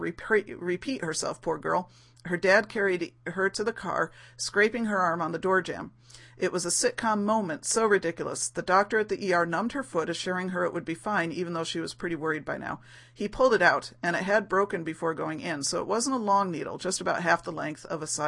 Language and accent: English; United States; as an American